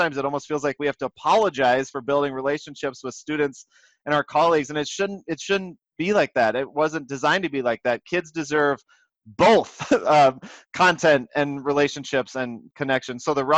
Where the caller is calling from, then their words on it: Austin, Minnesota, United States; Minnesota, Austin